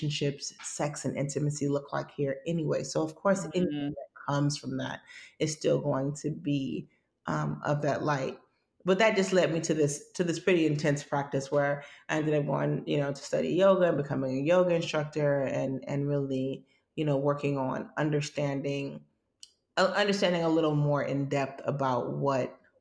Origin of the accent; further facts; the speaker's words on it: United States; a Black person growing up in America